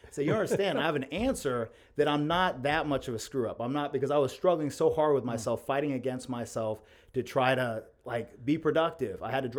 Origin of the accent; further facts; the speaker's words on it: Athens, United States; also born or lived in Mexico; I was born in Athens. I'm an Athens native, and I've lived here my whole life, minus I lived 2 years in Mexico boxing. And yeah, and so just grew up around this town